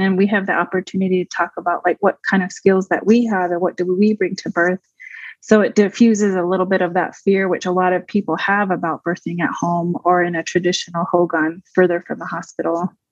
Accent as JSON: {"language": "English", "town": "Waterflow", "region": "New Mexico", "country": "United States", "tie": "born or raised there", "said": "I grew up mostly in the Waterflow Four Corners area, New Mexico."}